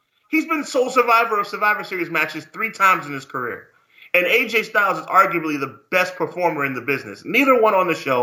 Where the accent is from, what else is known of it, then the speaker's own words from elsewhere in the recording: New York, United States; I'm a New Yorker